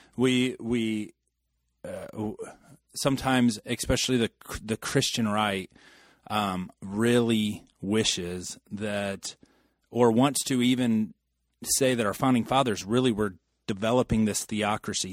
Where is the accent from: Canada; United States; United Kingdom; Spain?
United States; we are American